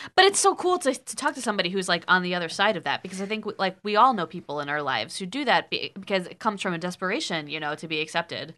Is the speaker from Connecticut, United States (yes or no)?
yes; Guilford, Connecticut, United States; born or raised there